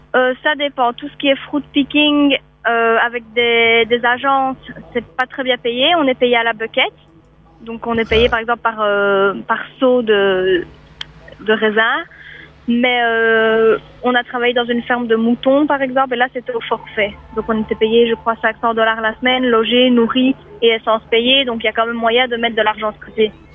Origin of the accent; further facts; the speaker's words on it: Belgium; moved away; je suis belge